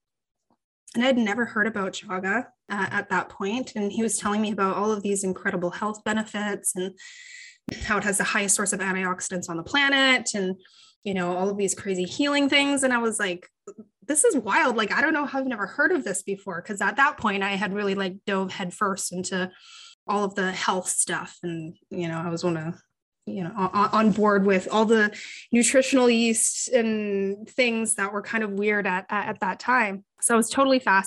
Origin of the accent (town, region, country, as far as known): Canada; born or raised there